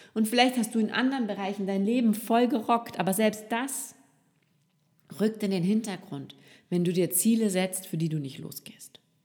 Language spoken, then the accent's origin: German; Rhineland, Germany; now in Austria; Verheiratet mit einem Österreicher lebe ich als gebürtige Rheinländerin nun in einem Dorf in Österreich direkt an der Donau